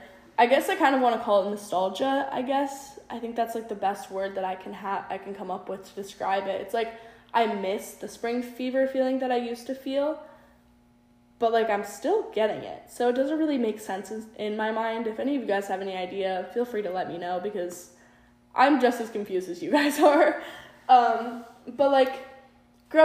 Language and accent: English; South Dakota, United States; moved away; growing up in South Dakota